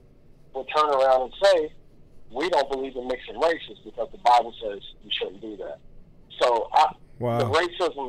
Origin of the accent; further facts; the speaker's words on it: Kentucky, United States; growing up in Kentucky